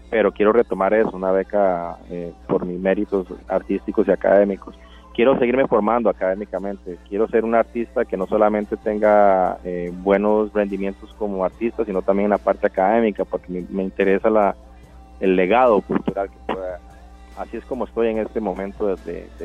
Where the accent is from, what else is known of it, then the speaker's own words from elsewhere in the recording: Puntarenas, Costa Rica; Yo crecí en el Cocal, en el, Cocal, de Punta Arenas, ajá, en el Cocal, a la par de un muelle.